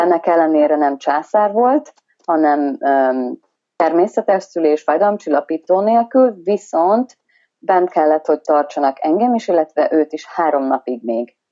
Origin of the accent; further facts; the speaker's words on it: Hungary; moved away as an adult; now in Western Australia, Australia; magyar vagyok